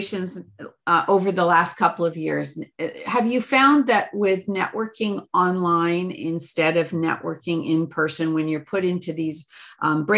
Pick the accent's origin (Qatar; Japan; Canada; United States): Canada; Being Canadian